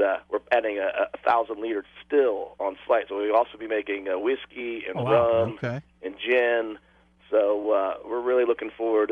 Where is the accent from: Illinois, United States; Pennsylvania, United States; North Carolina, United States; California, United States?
Pennsylvania, United States; now in Huntsville, United States; I'm from Pennsylvania. I grew up Pennsylvania